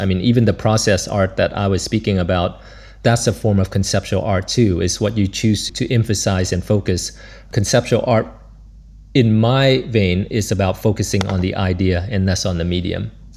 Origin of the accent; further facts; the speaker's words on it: Florida, United States; moved away as an adult; also born or lived in Vietnam / New York; now in Brussels, Belgium; I grew up in Florida, and so I used to see the space shuttle come and go